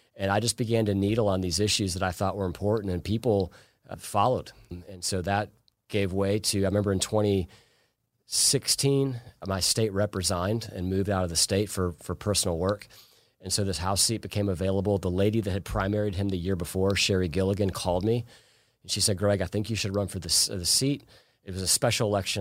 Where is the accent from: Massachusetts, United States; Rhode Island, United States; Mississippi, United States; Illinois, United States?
Illinois, United States; Plainfield; moved away as an adult; also born or lived in Chicago, Illinois; now in Forsyth County, Georgia, United States; I grew up in a small town called Plainfield, Illinois, outside of Chicago